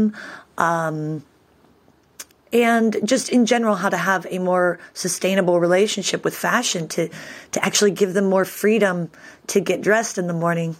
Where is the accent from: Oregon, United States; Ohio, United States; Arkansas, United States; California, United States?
Oregon, United States; Eugene; moved away as an adult; also born or lived in Berlin, Germany; now in Rome, Italy; I was born and raised in Eugene, Oregon